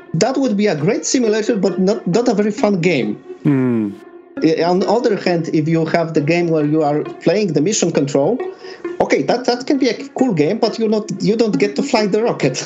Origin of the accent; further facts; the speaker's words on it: Poland; I'm from Benjin, Poland